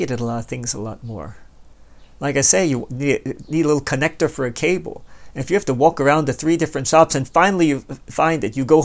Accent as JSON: {"language": "English", "town": "Baltimore", "region": "Maryland", "country": "United States", "tie": "born or raised there", "also_born_or_lived": "Hanover, Pennsylvania", "moved": "as an adult", "said": "I was born and raised in Baltimore"}